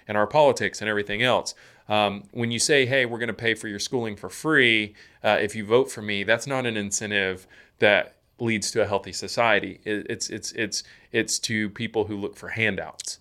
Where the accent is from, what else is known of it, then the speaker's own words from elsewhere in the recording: Georgia, United States; I grew up in Georgia